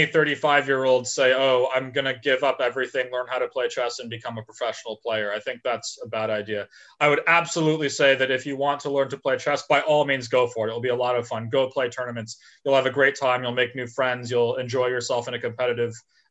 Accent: California, United States; growing up in California

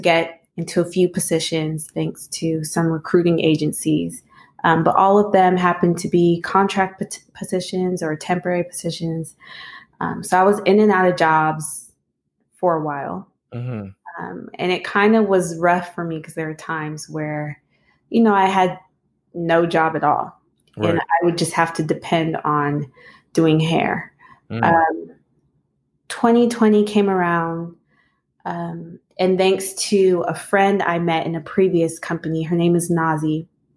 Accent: the Bay Area, California, United States; moved away as an adult; now in Charlotte, United States; I'm originally from the Bay Area

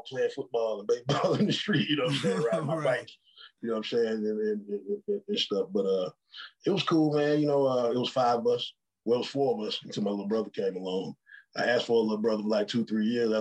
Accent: Atlanta, Georgia, United States; I'm from Southwest Atlanta

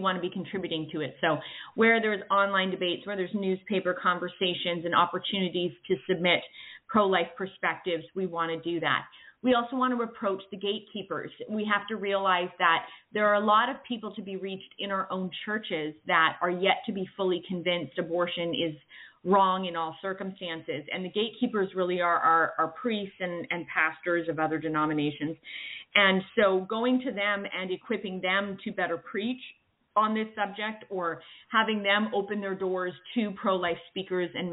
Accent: Canada; moved away as an adult; now in United States; I'm originally from Canada. I now live in the States

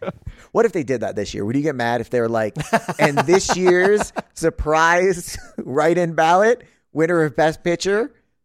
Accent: Ohio, United States; growing up in Ohio

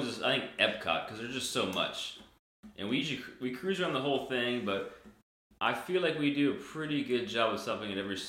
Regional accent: Texas, United States; we're from Texas.

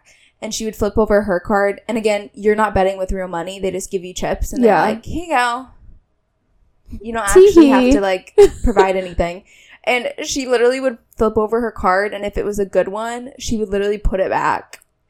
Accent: Indiana, United States; moved away; I'm from Indiana. I'm not from here.

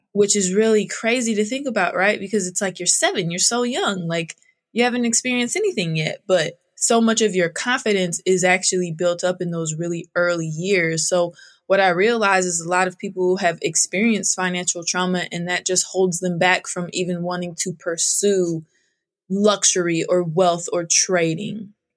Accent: outside of Sacramento, Northern California, United States; I grew up in Northern California, outside of Sacramento on a thousand acre ranch

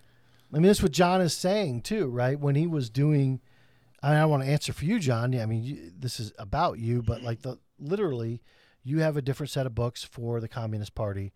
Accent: Flint, Michigan, United States; growing up in Flint from a General Motors hub and home

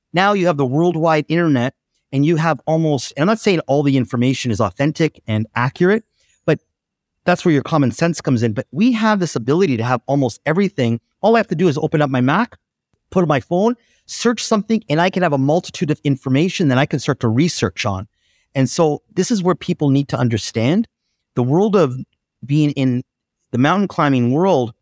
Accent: Oakville, Ontario, Canada; I'm in my hometown of Oakville. just outside of Toronto

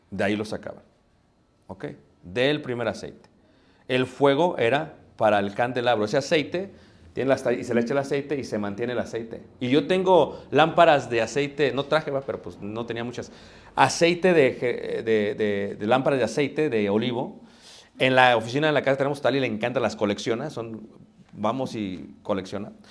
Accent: Mexico; Pero nosotros ¿qué hacemos? somos mexicanos. Lo que importa es qué? Ahorrar.

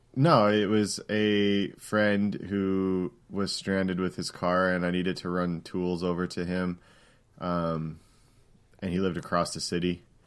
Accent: Canada; I'm Canadian

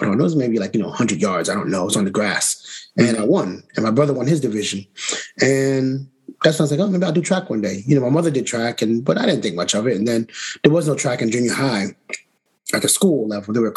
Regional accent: Rochester, New York, United States; also born or lived in The Bronx; I grew up in Rochester, New York, upstate

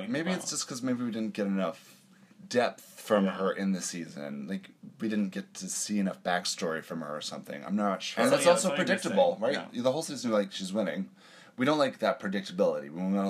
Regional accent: Canada; accent: Canadian; my Canadian accent

